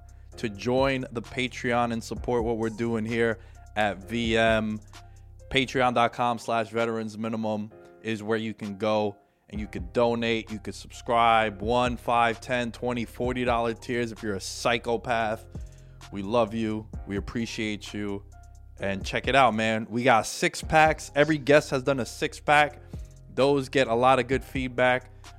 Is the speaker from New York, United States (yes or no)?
yes; New York, United States; I get called biased a little bit because I am a Knicks fan and we're from New York.